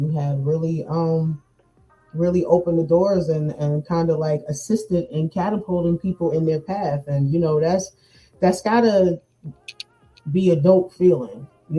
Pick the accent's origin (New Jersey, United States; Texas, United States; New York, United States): New Jersey, United States; It's like nobody wanted to hire me because I came from New Jersey.